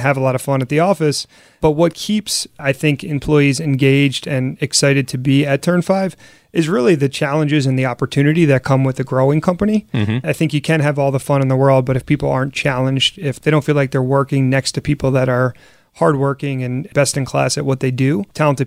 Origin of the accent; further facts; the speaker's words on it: Philadelphia, Pennsylvania, United States; I grew up in Philly and certainly very proud of the city.